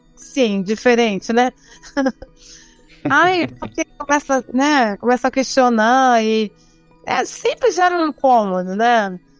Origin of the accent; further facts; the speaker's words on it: Rio de Janeiro, Brazil; moved away; nasci no Rio de Janeiro, vivi lá a maior parte da minha vida